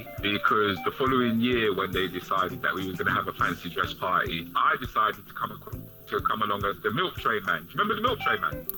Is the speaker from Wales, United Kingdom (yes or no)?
no; London, United Kingdom; I grew up in Northwest London